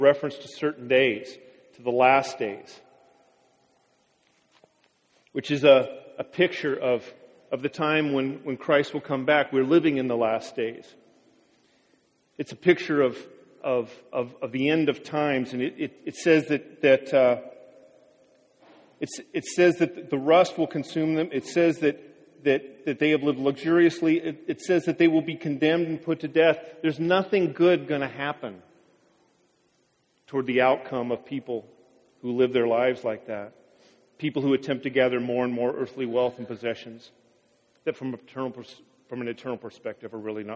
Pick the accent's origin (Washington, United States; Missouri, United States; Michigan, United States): Washington, United States; Wapato; I grew up in Wapato